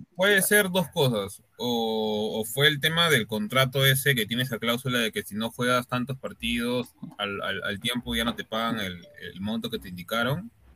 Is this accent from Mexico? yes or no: no; Peru; somos peruanos